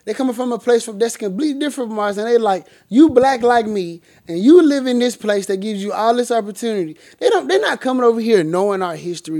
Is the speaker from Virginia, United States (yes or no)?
yes; Virginia, United States; No, because I'm from Virginia and you from New York.